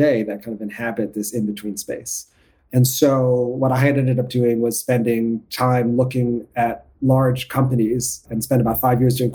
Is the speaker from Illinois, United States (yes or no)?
no; New York City, New York, United States; I grew up in New York City